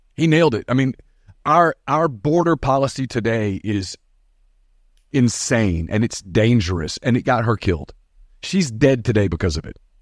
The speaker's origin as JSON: {"language": "English", "country": "United States", "tie": "born or raised there", "also_born_or_lived": "Oxford, Mississippi", "said": "those of us who were born American."}